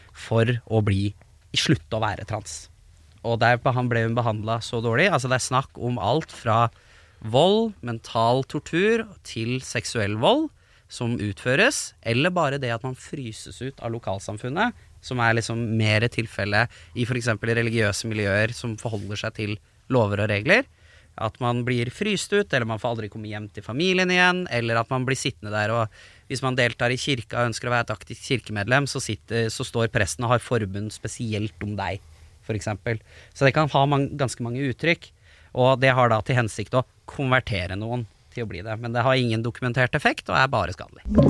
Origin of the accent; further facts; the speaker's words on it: Lørenskog, Akershus, Norway; Oppveksten i Lørenskog var også prega av ganske mye homofobi